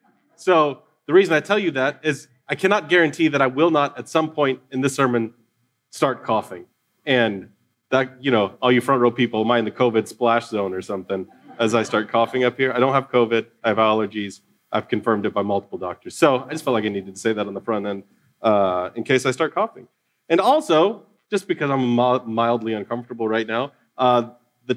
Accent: United States; particularly as Americans

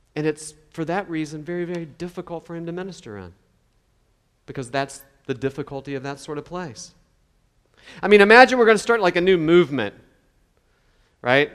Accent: West Virginia, United States; I'm from West Virginia

